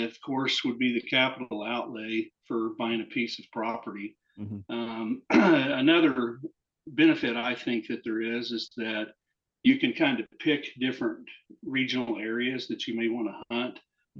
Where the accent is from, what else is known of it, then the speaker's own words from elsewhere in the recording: Oklahoma, United States; And I was born and raised in Oklahoma and grew up hunting.